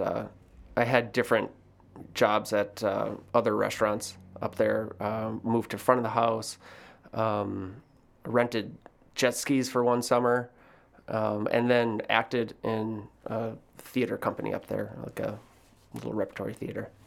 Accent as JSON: {"language": "English", "town": "Sister Bay", "region": "Wisconsin", "country": "United States", "tie": "born or raised there", "moved": "yes", "lives_now": "Chicago, United States", "said": "growing up in Door County was, was incredible"}